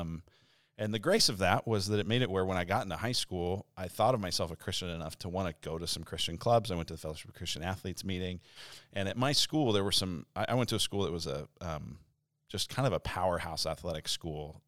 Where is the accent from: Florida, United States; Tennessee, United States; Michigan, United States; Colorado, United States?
Colorado, United States; Denver; moved away as an adult; also born or lived in Illinois; now in Arizona, United States; I'm from Denver, Colorado originally, and went to college in Illinois, and then ended up out here